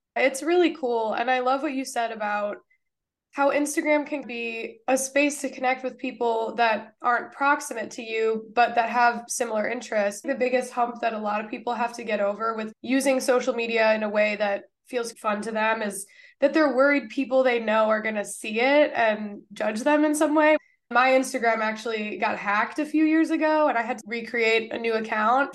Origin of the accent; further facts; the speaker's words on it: Ohio, United States; my home state of Ohio